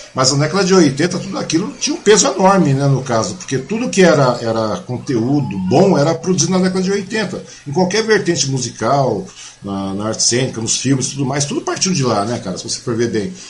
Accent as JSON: {"language": "Portuguese", "town": "Mogi das Cruzes", "region": "São Paulo", "country": "Brazil", "tie": "born or raised there", "moved": "yes", "said": "eu sou mogiano, eu nasci em Mogi"}